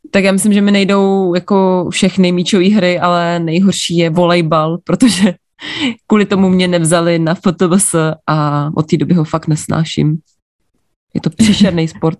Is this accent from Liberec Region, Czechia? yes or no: yes; Jablonec nad Nisou, Liberec Region, Czechia; Narodila jsem se v Jablonci nad Nisou